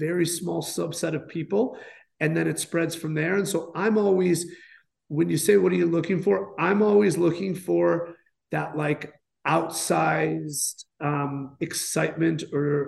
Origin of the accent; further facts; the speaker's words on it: Chicago, Illinois, United States; also born or lived in New York; now in Los Angeles, United States; I grew up in Chicago during the late 90s